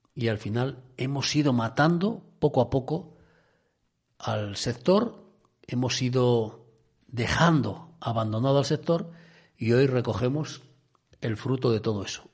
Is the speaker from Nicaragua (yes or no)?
no; Cudillero, Asturias, Spain; cuando era chaval que en mi pueblo, en Cudillero